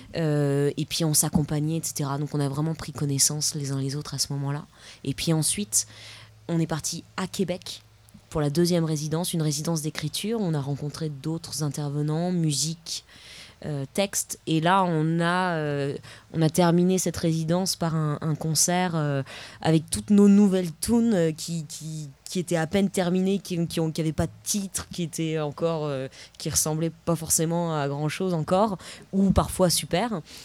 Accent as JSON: {"language": "French", "town": "Paris", "region": "Île-de-France", "country": "France", "said": "Je viens d'un peu de loin, je viens de, de Paris"}